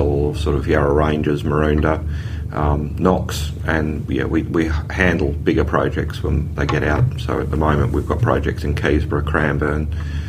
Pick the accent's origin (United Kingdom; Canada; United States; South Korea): United Kingdom; England; now in Australia; Being English